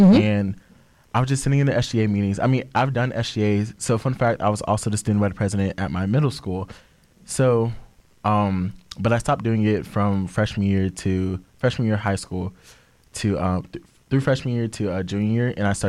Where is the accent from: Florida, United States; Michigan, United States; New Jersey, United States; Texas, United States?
Florida, United States; Orlando